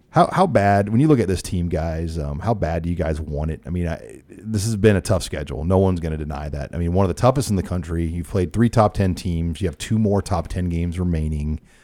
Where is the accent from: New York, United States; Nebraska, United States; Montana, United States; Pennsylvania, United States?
Nebraska, United States; Omaha; I grew up in Omaha too